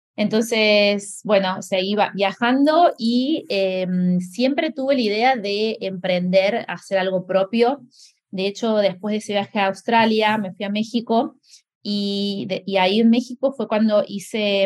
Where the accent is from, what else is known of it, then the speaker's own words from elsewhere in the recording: Córdoba, Argentina; moved away as an adult; also born or lived in Germany; now in Lisbon, Portugal; soy de Córdoba, Argentina